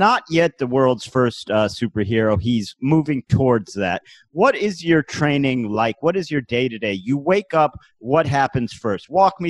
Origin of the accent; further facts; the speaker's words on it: Cleveland, Ohio, United States; now in New York City, United States; I'm from a place called Cleveland, Ohio. I currently live in New York City, which is in the state of New York. Mm-hmm. Both of these are in the country of the United States of America.